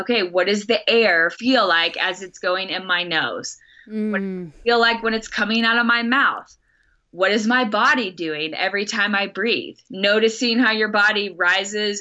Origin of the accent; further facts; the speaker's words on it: Texas, United States; accent: Texas; there's my Texas accent.